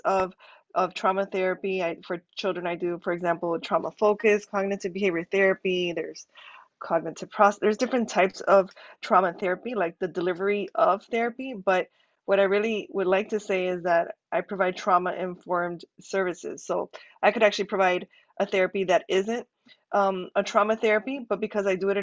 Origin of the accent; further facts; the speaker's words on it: Miami, Florida, United States; moved away as an adult; also born or lived in California / Kansas; now in Miami, United States; I'm from Miami, but I moved away from Miami